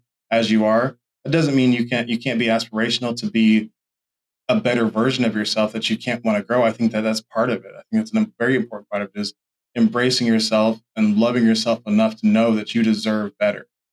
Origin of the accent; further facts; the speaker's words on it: Oklahoma, United States; also born or lived in Chickasha / Tulsa; I'm initially from Oklahoma City, but I have not lived in the same spot at all. My earliest memories are of a little, like, I was born in Oklahoma City, but we lived in Chickasha early in my life.